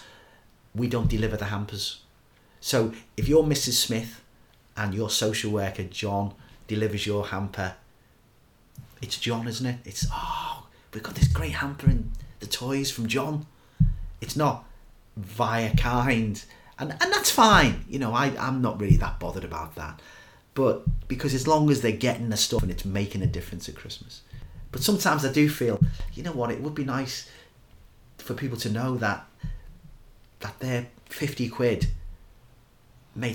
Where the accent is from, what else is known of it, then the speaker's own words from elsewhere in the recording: Liverpool, North West England, United Kingdom; I'm a Scouser